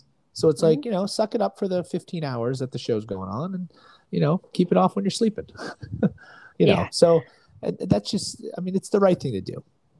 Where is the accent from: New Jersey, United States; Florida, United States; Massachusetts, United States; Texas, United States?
Florida, United States; I joke that we're from Florida, so we're not used to it.